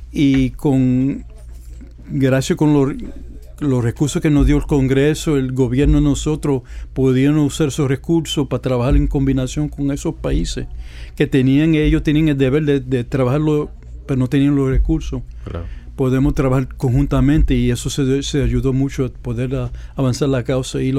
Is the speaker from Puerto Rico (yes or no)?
yes; Puerto Rico; Hasta la muerte.